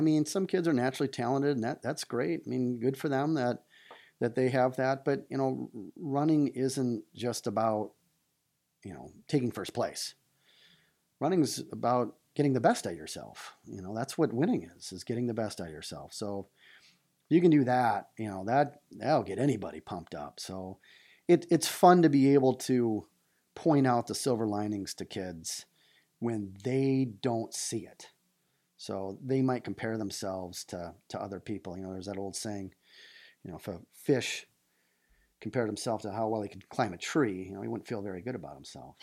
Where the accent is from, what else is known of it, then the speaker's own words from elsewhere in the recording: Traverse City, Michigan, United States; also born or lived in Ann Arbor, Michigan; born and raised in Traverse City